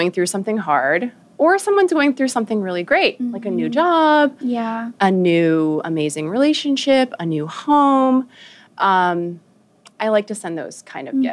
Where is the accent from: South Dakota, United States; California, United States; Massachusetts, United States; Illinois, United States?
Massachusetts, United States; Wayland; also born or lived in Newton, Massachusetts; I was born in Massachusetts. I was born in Newton, raised in Wayland.